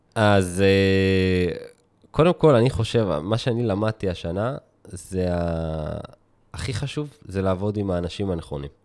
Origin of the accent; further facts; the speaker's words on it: Israel; אנחנו ישראלים